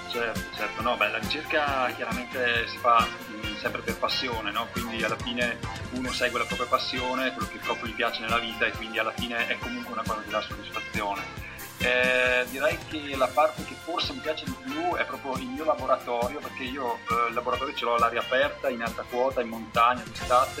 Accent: Trentino-Alto Adige, Italy; moved away as an adult; also born or lived in Milan; now in Pavia, Italy; sono originario del Trentino

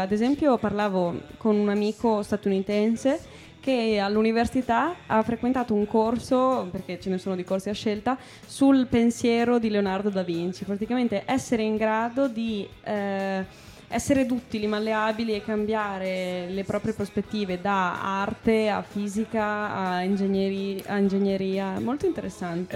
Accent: Emilia-Romagna, Italy; noi, romagnole, io e …

